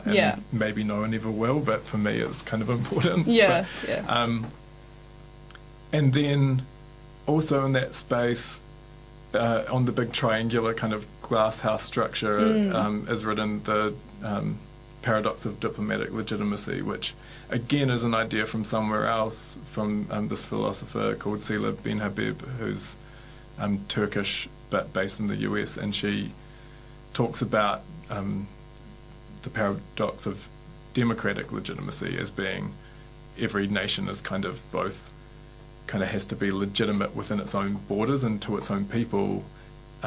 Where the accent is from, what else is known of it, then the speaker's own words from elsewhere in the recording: New Zealand; I'd been sold as a New Zealander, this idea that we're a peaceful country